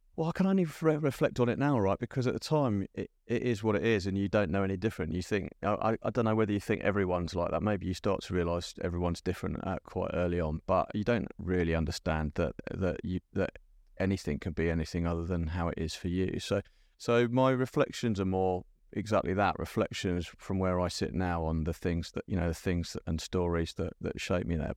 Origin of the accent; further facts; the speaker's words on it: London, United Kingdom; growing up in South London